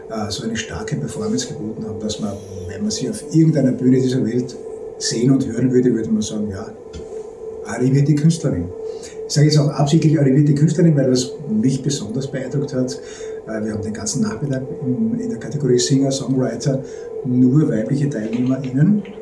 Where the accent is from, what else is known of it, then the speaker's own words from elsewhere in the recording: Styria, Austria; now in Vienna, Austria; Als gebürtiger Steirer